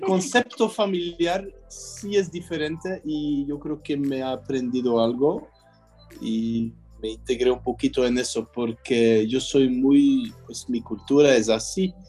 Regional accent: Belgium; also born or lived in Mexico; sigo siendo belga

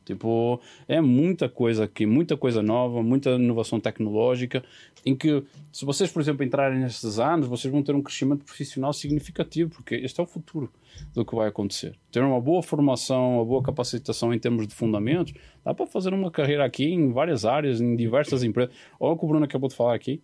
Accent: Porto, Norte, Portugal; moved away; na minha terra, no Porto

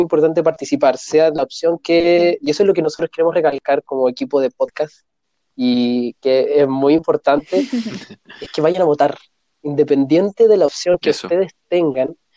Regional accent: Chile; somos los chilenos

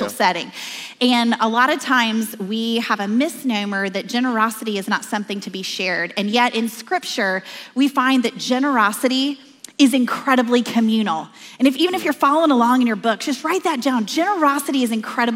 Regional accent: Oklahoma, United States; I'm from Oklahoma

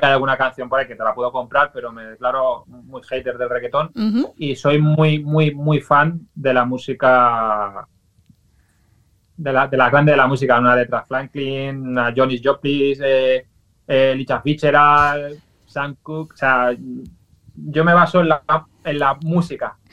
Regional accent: Valencia, Valencian Community, Spain; yo soy de Valencia, que vengo de familia andaluza

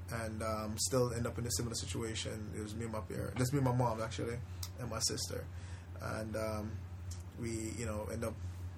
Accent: Spanish Town, Saint Catherine, Jamaica; now in United States; I grew up in, I would say, one of the roughest areas in Jamaica, Spanish Town.

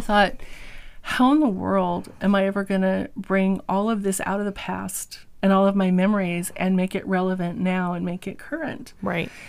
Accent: Eastern Washington, United States; also born or lived in California; we were raised in uh, pretty much in Eastern Washington

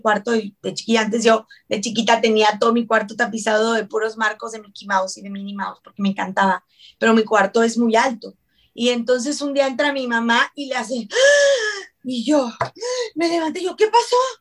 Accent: Ciudad Juárez, Chihuahua, Mexico; moved away; also born or lived in Mexico City; soy mexicana, yo soy de Ciudad Juárez

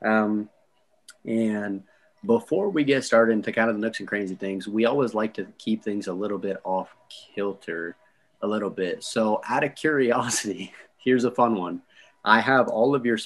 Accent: Canada; I'm Canadian

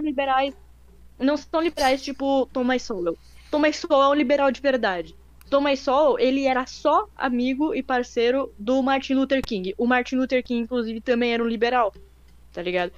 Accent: Brazil; a gente mora no Brasil, a gente cresceu na, no Brasil a vida inteira

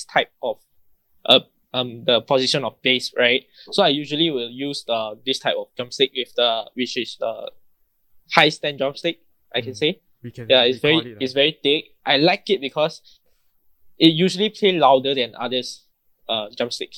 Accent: Terengganu, Malaysia; I'm from Terengganu, my hometown is Terengganu, so I know this food

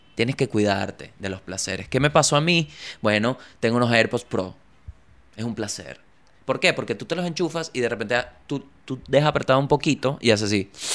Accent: La Guaira, Venezuela; moved away; also born or lived in Chile; yo vengo de la Guaira.

